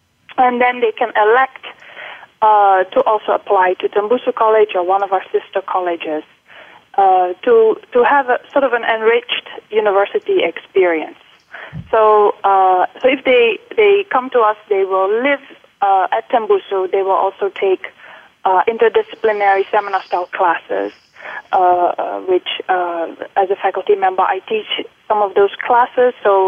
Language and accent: English; Netherlands; English is a second language; moved away as an adult; also born or lived in United Kingdom; now in Singapore; So I am Dutch, and I've lived for 23 years in the Netherlands. And then I went for my graduate studies to the UK, where I've stayed for 8 years, and this is now coming up to my 10th year in Singapore.